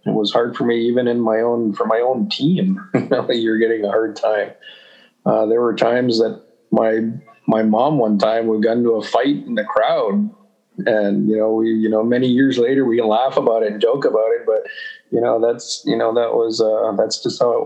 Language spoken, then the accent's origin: English; Saskatoon, Saskatchewan, Canada; moved away as an adult; We grew up in Saskatoon in the city